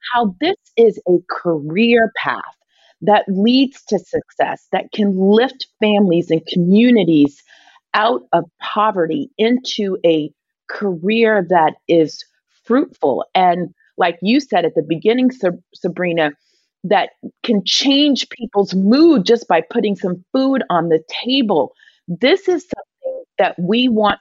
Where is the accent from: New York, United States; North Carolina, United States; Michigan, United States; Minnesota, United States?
North Carolina, United States; Charlotte; I grew up in Charlotte